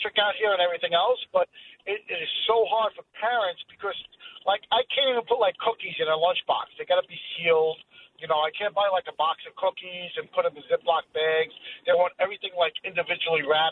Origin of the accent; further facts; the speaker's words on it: New York City, New York, United States; also born or lived in Queens, New York; now in Long Island, United States; I was brought up in Brooklyn. I lived in Queens for 30 years, and I finally moved out to the island